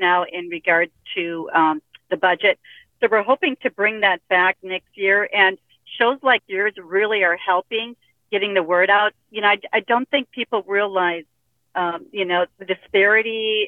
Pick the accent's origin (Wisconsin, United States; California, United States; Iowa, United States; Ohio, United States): Wisconsin, United States; moved away; I grew up in Wisconsin and we had county pools